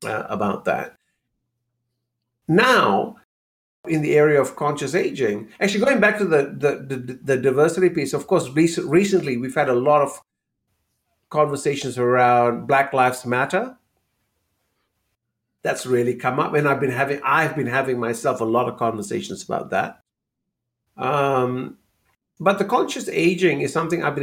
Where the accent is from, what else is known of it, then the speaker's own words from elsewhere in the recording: Malaysia; moved away; Growing up in Malaysia